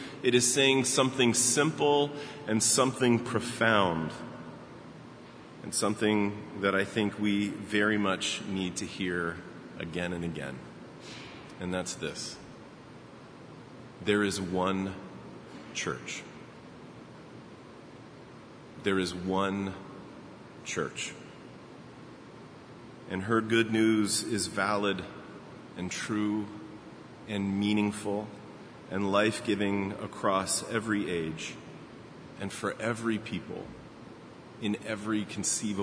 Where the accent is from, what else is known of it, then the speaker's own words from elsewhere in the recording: Baltimore, Maryland, United States; moved away; my hometown, Baltimore.